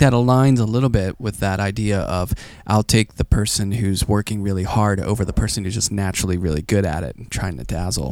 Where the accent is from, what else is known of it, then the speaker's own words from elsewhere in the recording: Pittsburgh, Pennsylvania, United States; I grew up in Pittsburgh, which is pretty gray